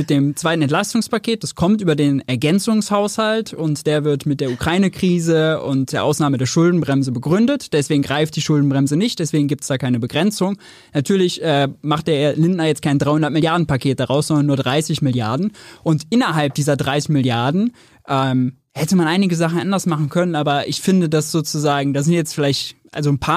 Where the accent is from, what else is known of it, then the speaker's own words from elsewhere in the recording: Mönchengladbach, North Rhine-Westphalia, Germany; now in Berlin, Germany; München Gladbach, nee, 300.000 Einwohner, wo ich herkomme